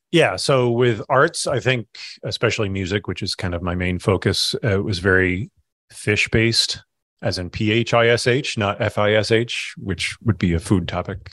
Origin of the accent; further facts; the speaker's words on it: Kinderhook, New York, United States; moved away as an adult; now in Burlington, United States; I grew up in Kinderhook, New York